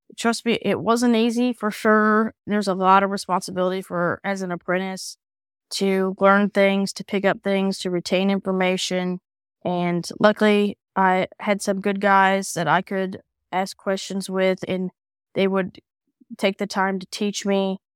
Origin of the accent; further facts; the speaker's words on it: Kansas City, Missouri, United States; moved away as an adult; now in Illinois, United States; I am originally from Kansas City